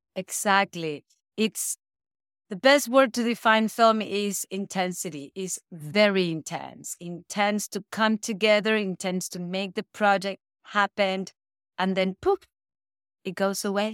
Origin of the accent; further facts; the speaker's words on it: Caracas, Capital District, Venezuela; also born or lived in Europe; now in Hawaii, United States; I'm from Venezuela. I was born and raised in Caracas.